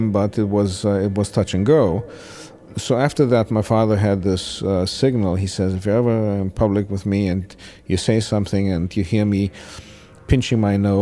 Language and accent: English; Bucharest, Romania; now in California, United States; I was born in Romania, Bucharest, Romania